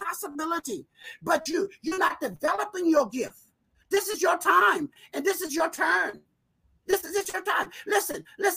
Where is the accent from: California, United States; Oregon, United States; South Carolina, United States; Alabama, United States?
South Carolina, United States; moved away as an adult; also born or lived in Rochester, New York; I was born on a plantation in South Carolina. It was so deep in South Carolina, it almost was the end of the world